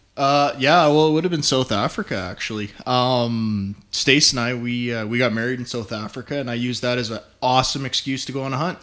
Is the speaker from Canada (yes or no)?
yes; north of Calgary, Alberta, Canada; I grew up on a ranch north of Calgary